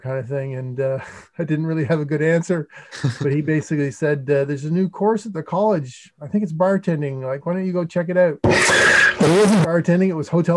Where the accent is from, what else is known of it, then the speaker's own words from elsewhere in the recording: St. Andrews, New Brunswick, Canada; I'm originally from New Brunswick, which is a province in Eastern Canada, not to be confused with New Brunswick, New Jersey, or Brunswick, Maine. Yeah. but I grew up in a town called St. Andrews